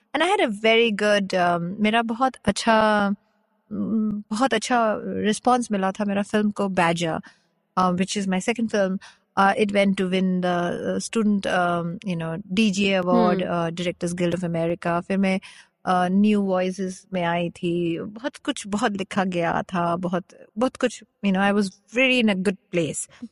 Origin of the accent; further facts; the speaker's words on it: Kolkata, West Bengal, India; Hindi is a second language; moved away as an adult; also born or lived in Bangalore / United States; मैं कैलकाटा से हूँ बैंगलोर से हूँ